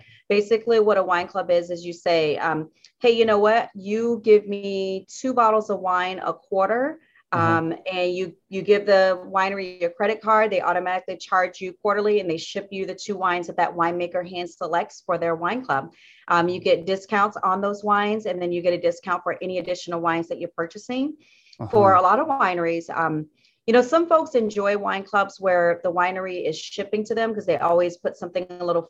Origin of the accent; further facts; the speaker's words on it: the Carolinas, United States; I'm from the Carolinas, and so North Carolina is a state that I ship to.